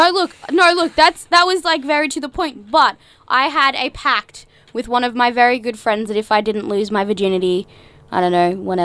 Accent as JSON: {"language": "English", "region": "Queensland", "country": "Australia", "said": "I'm actually from Queensland."}